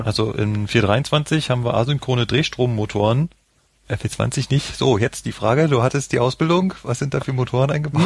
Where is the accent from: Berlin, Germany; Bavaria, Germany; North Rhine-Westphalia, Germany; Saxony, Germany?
Berlin, Germany; now in Munich, Germany; ich komme ja ursprünglich aus Berlin